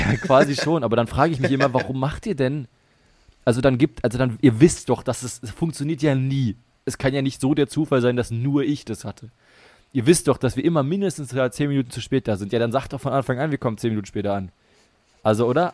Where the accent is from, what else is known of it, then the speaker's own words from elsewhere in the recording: Potsdam, Brandenburg, Germany; also born or lived in Bremen; zurückgefahren nach Potsdam, hier in die Heimat